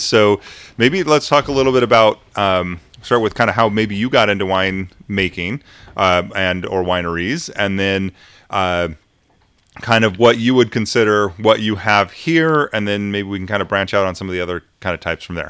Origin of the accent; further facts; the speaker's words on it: United States; we're Americans